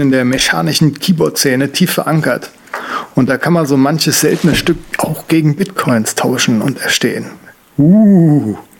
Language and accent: German; Germany; als Deutscher